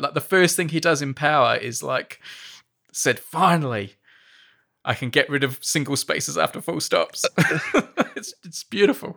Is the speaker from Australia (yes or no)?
yes; Australia; moved away; As an Australian, like, when I was growing up